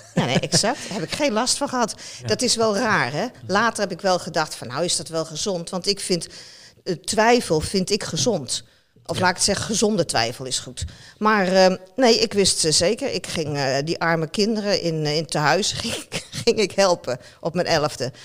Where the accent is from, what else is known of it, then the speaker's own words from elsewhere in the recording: Netherlands; als Nederlander